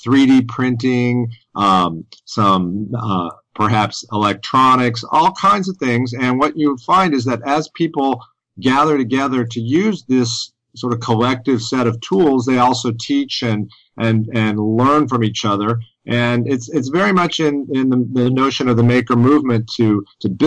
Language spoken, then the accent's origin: English; Decatur, Georgia, United States; here in my hometown of Decatur, Georgia, which is right in the heart of Atlanta